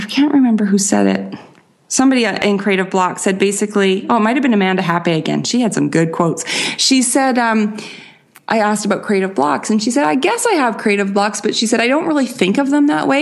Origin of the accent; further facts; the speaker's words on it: Canada; accent: Canadian; I am Canadian.